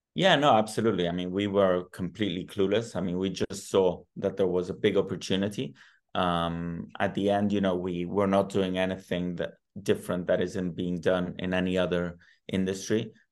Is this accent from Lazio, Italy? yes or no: yes; Rome, Lazio, Italy; now in Madrid, Spain; I was born in Rome